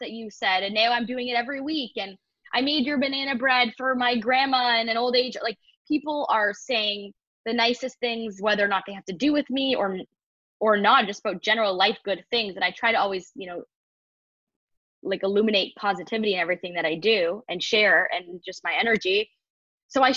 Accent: Toronto, Ontario, Canada; moved away as an adult; leaving Toronto where, as you know, because we grew up there in our community

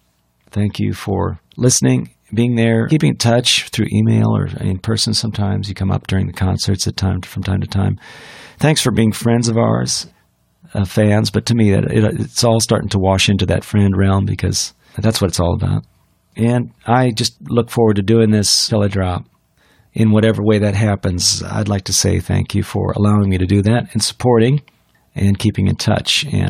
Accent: India; Well, I grew up in India, so I love Indian food.

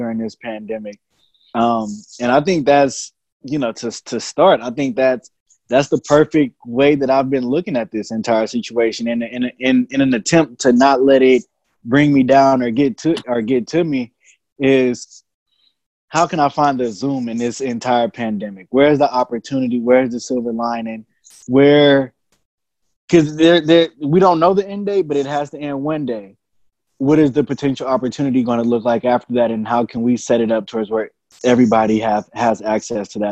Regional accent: Richmond, California, United States; also born or lived in San Pablo, California; I grew up in the Iron Triangle in Richmond, California

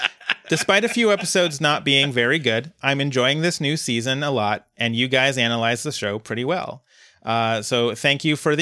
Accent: Uruguay; I'm 23 years old, so I was like 10 when the … episode came out. And I'm also from Uruguay.

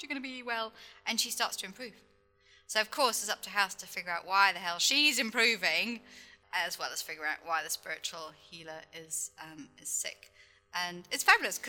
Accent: United Kingdom; as a Brit

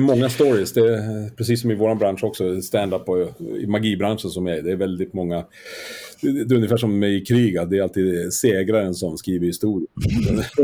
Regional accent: Skellefteå, Västerbotten County, Sweden; now in Stockholm, Sweden; jag är född i Skellefteå, det är ju i Västerbotten

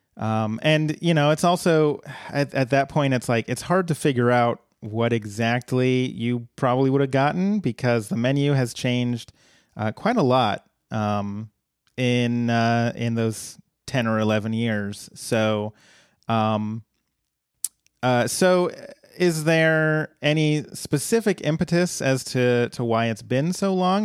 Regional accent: Colorado, United States; moved away; happened to be one in my hometown back in Colorado

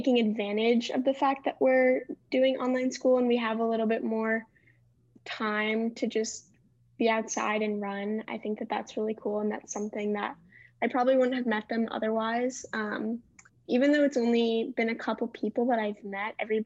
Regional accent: Cleveland, Ohio, United States; moved away as an adult; now in Charlottesville, United States; I'm a second year. I'm from Cleveland, Ohio

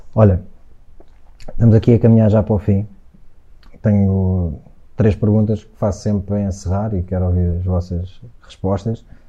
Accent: Algés, Lisbon, Portugal; muitos miúdos do Algés, que era, foi onde eu cresci

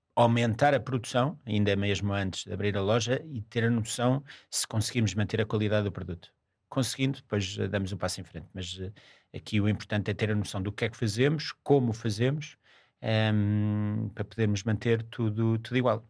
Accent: Cascais, Lisbon, Portugal; os meus pais trabalhavam o verão todo, portanto não havia aqui grandes férias, as minhas férias eram todas passadas em Cascais

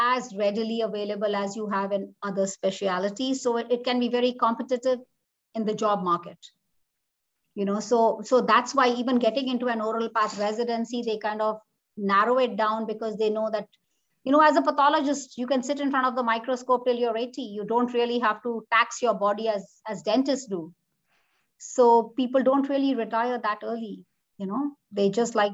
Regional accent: India; moved away as an adult; now in Omaha, United States; I'm from a army background family, I'm an army brat kid, but because of parental pressure and how it is in India, and I grew up in India

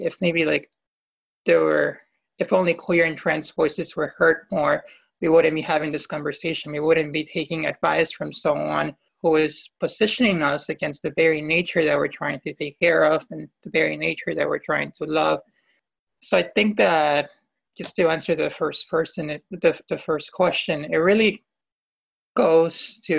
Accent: Peru; my home country, Peru

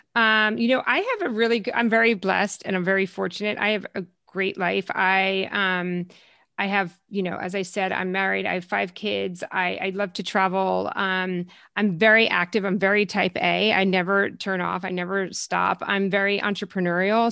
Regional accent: New Jersey, United States; also born or lived in Connecticut; now in Los Angeles, United States; grew up in New Jersey, so I'm a Jersey girl

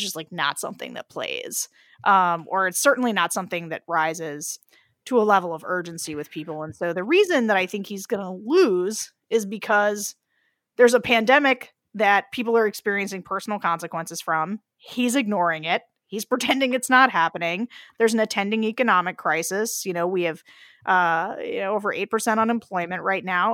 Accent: Pennsylvania, United States; I am from Pennsylvania

